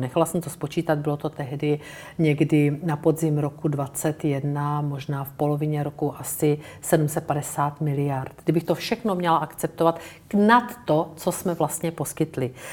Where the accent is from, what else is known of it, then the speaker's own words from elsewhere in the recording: Brno, South Moravian Region, Czechia; já jsem z Brna